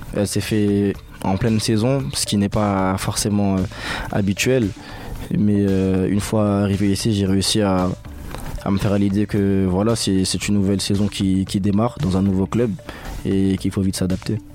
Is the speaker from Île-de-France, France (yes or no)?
yes; Paris suburbs, Île-de-France, France; moved away; On vient souvent des, banlieues de Paris